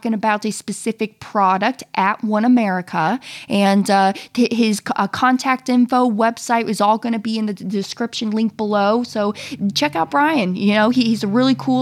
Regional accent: Florida, United States; I am down here in Florida, back home in town

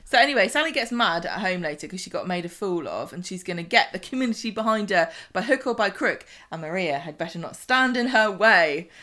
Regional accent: southern England, United Kingdom; I'm from the South

